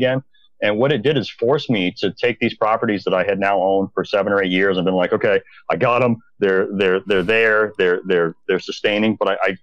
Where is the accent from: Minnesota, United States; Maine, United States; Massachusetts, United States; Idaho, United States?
Maine, United States; also born or lived in Bangor, Maine; I'm from Maine originally